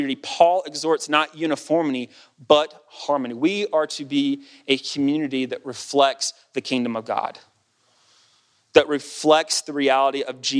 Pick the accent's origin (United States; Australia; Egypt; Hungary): United States; As an American